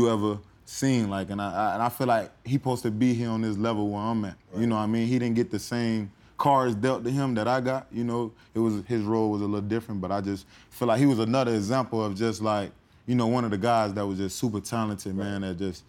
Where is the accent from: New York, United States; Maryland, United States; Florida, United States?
Florida, United States; Haines City; Man, so I got to spend Haines City like from all the way up to about fifth grade. It was amazing. Like I said, it was competitive, man. It's like everybody know everybody.